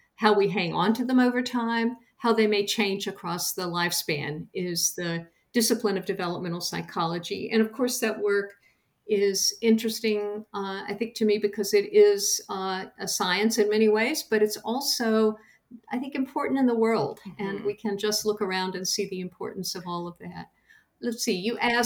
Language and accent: English; Madison County, North Carolina, United States; I grew up in Madison County, North Carolina, in the beautiful mountains in a rural community